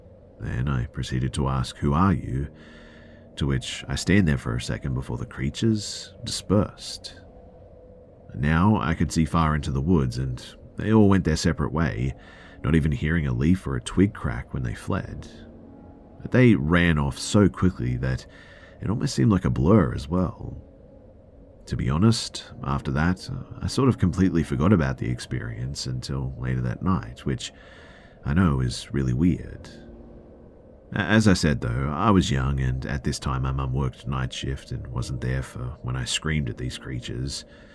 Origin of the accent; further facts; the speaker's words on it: New York City, New York, United States; also born or lived in North Carolina; I was born in New York City and then spent half of my childhood in NC.